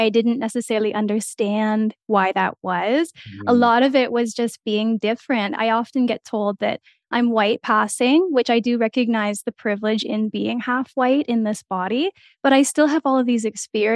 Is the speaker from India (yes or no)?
no; small town in Alberta, Canada; moved away as an adult; now in Lethbridge, Canada; I grew up in a really isolated community